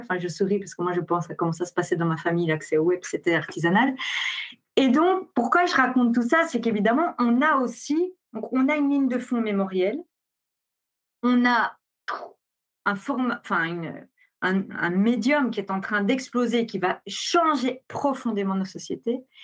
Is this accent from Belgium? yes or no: yes; Belgium; je suis belge